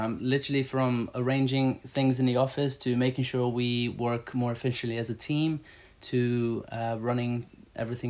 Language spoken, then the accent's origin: English; Brazil; moved away; I grew up in Brazil.